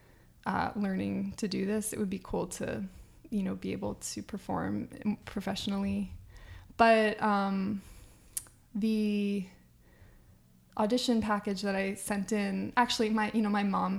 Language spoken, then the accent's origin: English; Northampton, Massachusetts, United States; also born or lived in Ireland; In Holyoke, Massachusetts, which is near where I grew up in Northampton, Mass